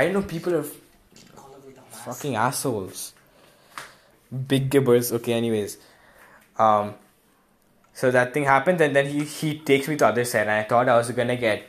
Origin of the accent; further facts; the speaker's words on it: Kolkata, West Bengal, India; I said I'm from Kolkata.